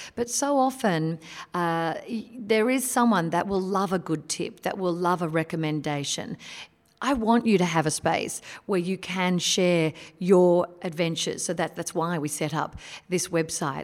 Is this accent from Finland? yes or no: no; Australia; an Aussie who experiences Christmas in a hot summer